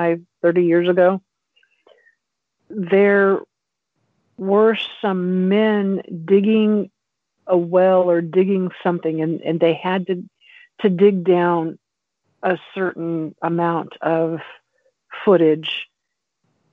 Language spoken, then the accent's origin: English; the Ozarks, Missouri, United States; when I was growing up in the Ozarks